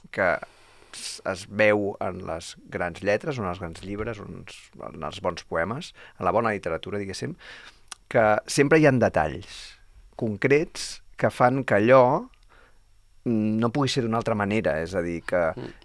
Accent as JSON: {"language": "Catalan", "region": "Catalonia", "country": "Spain", "said": "li diem així perquè som catalans"}